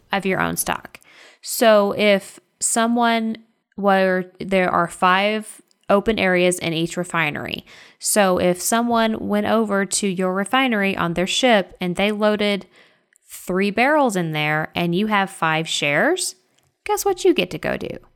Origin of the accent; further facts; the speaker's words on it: Texas, United States; I'm from Texas